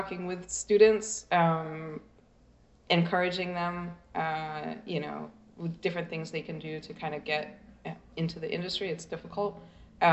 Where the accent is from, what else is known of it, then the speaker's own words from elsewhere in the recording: United States; I'm American